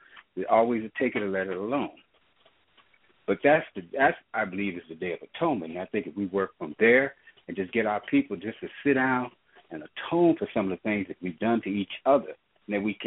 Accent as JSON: {"language": "English", "region": "Missouri", "country": "United States", "tie": "born or raised there", "moved": "as an adult", "lives_now": "California, United States", "said": "I didn't grow up in California, though I live here. I grew up in Missouri. But I've been out here for almost 32 years"}